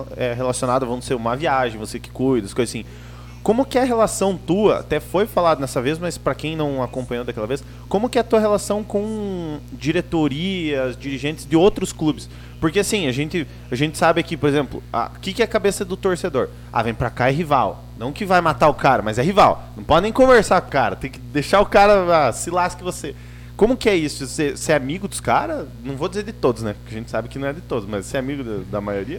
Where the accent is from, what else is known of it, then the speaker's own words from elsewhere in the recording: União da Vitória, Paraná, Brazil; a gente é aqui da região, né, do União da Vitória, Porto União ali